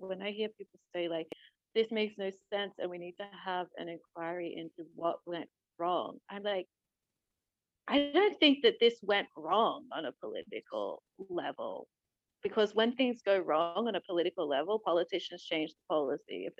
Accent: Queensland, Australia; moved away; we're from Queensland

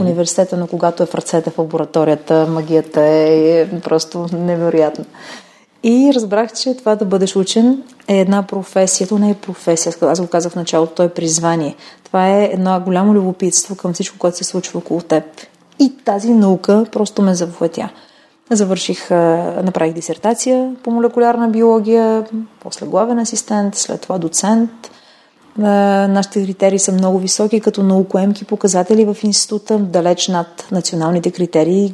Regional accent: Kyustendil, Kyustendil Province, Bulgaria; в болницата в родния ми град Кюстендил

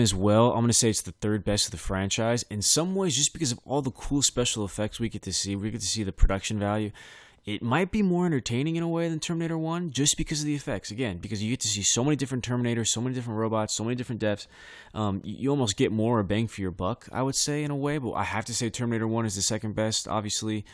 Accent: Bakersfield, California, United States; I come from Bakersfield.

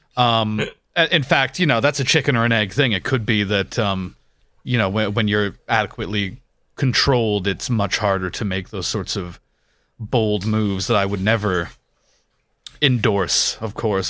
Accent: Canada; now in United Kingdom; where I grew up in Canada

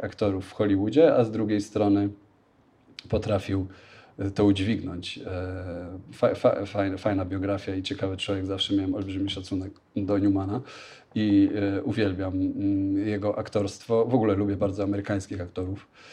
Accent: Leszno, Greater Poland, Poland; also born or lived in New York, United States; now in Warsaw, Poland; Nie pochodzę z Warszawy, ale jestem, pochodzę z Leszna w Wielkopolsce

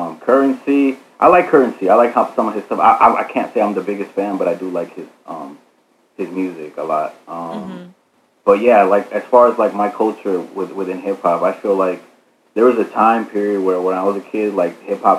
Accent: Georgia, United States; also born or lived in Phoenix, Arizona, United States; My parents are Mexican, so they came, they immigrated like in the 80s, and my parents, they met in Phoenix, where I was born, mm-hmm. and then we moved to Georgia like in the early 2000s, but all of my family's Mexican. That's our background, our heritage.

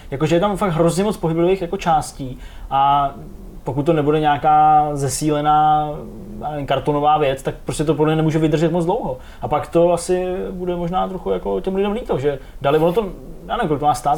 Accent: Czechia; jsem Čech

